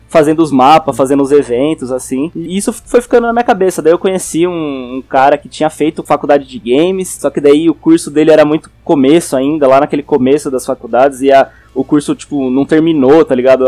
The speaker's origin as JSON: {"language": "Portuguese", "town": "Araraquara", "region": "São Paulo", "country": "Brazil", "tie": "born or raised there", "also_born_or_lived": "Jundiaí / Itapetininga", "accent": "interior paulista R, mixed with paulistano", "moved": "as an adult", "lives_now": "São Paulo, Brazil", "said": "eu tenho o R de Piracicaba e de Araraquara, que é esse R do, do interiorzão"}